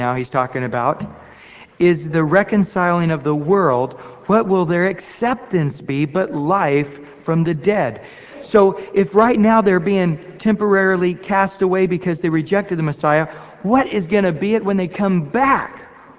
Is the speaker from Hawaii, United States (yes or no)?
no; Central California, United States; I was raised up in Central California